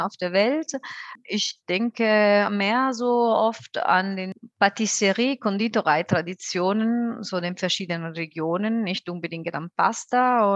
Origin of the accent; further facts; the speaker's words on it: Benevento, Campania, Italy; German is a second language; moved away as an adult; now in Frankfurt, Germany; Meine Heimatstadt ist aber Benevento, etwa so dreiviertel Stunde von Neapel im Hinterland